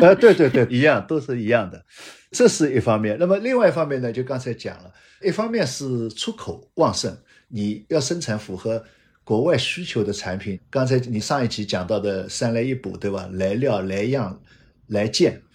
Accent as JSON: {"language": "Chinese", "country": "China", "said": "我们中国人"}